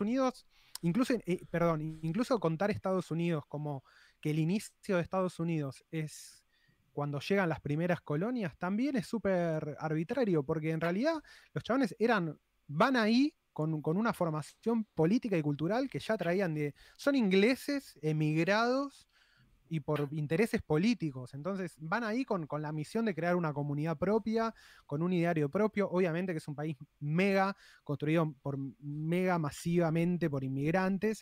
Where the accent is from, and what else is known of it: Argentina